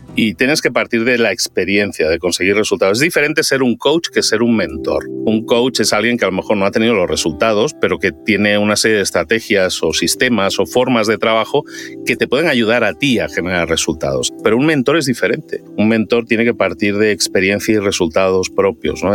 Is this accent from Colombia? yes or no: no; Barcelona, Catalonia, Spain; moved away as an adult; now in Mexico; soy de Barcelona, pero me fui a vivir a México hace ya 18 años.